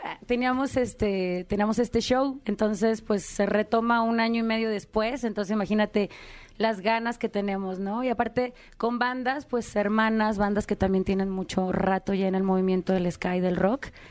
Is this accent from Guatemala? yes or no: no; Guadalajara, Jalisco, Mexico; also born or lived in Mexico City; de la Ciudad de México, pero crecí en Guadalajara